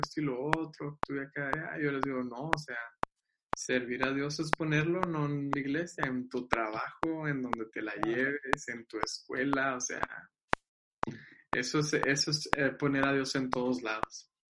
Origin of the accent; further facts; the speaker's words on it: Agua Prieta, Sonora, Mexico; de Aguaprieta